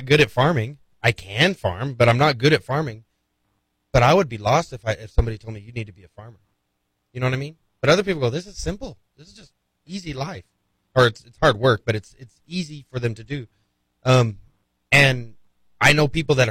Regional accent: Playas, New Mexico, United States; now in Las Cruces, United States; At the community center in Playas. So my hometown had 1,000 people

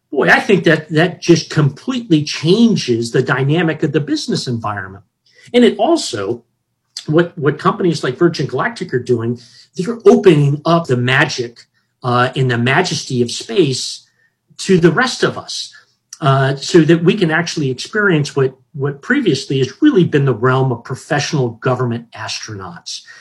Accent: Hawaii, United States; So when I grew up in Hawaii, and and I lived at Hickam Air Force Base

